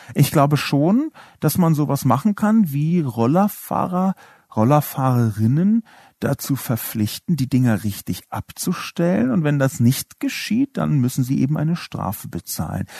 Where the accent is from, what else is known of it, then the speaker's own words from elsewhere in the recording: Berlin, Germany; Ich bin in West-Berlin aufgewachsen.